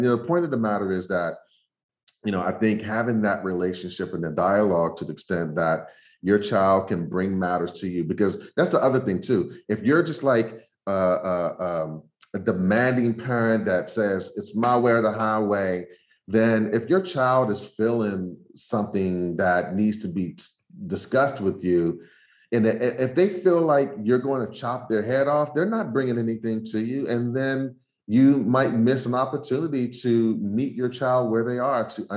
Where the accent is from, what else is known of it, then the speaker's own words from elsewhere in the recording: Washington, District of Columbia, United States; moved away; growing up in Southeast Washington, D.C.